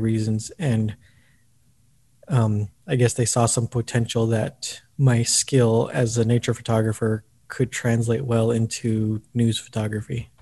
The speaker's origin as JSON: {"language": "English", "town": "El Paso", "region": "Texas", "country": "United States", "tie": "born or raised there", "moved": "as an adult", "lives_now": "Austin, United States", "said": "my hometown. Before this, I was at the El Paso Times"}